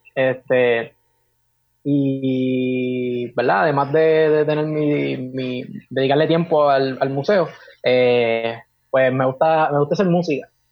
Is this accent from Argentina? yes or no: no; Carolina, Puerto Rico; also born or lived in Fajardo, Puerto Rico; nací en Fajardo, Puerto Rico, pero me crié en Carolina, Puerto Rico, actualmente vivo acá en Carolina